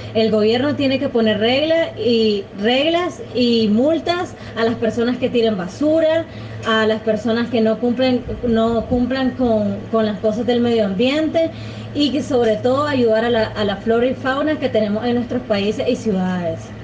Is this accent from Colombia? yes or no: no; Nicaragua; soy nicaragüense, tengo 24 años de edad